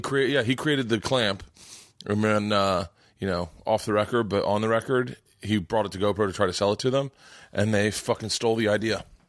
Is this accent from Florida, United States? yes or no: yes; Florida, United States; I grew up in Florida